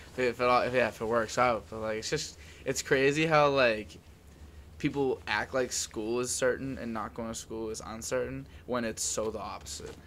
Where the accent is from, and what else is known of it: Medford, Massachusetts, United States